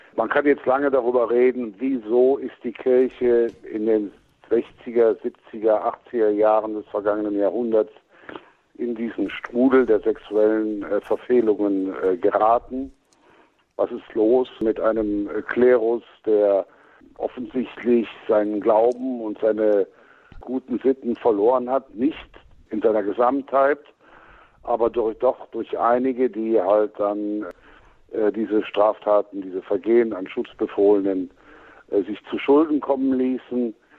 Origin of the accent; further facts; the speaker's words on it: Cologne, North Rhine-Westphalia, Germany; moved away; mein Naturell als Kölner